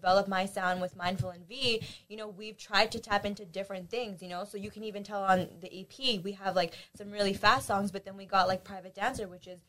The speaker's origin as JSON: {"language": "English", "country": "Pakistan", "said": "So I'm Pakistani."}